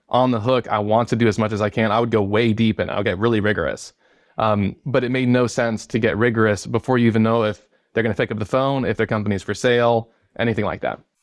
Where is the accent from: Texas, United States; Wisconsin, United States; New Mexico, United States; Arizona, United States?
Arizona, United States; also born or lived in New York City / Detroit, Michigan; I grew up here in Arizona